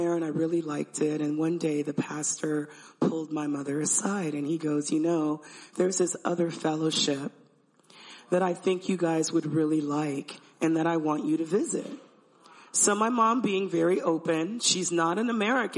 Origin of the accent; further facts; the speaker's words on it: Panama; I am an Afro-Latina. I'm from Panama